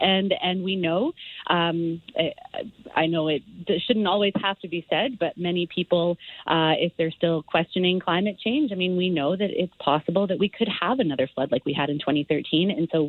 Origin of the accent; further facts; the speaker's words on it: Calgary, Alberta, Canada; I'm a born and raised Calgarian. I am from the Southwest. I know this community and this riding intimately well.